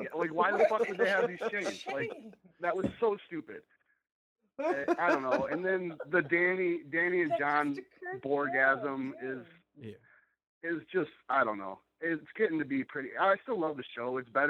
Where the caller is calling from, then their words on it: Michigan, United States; I'm in Michigan here.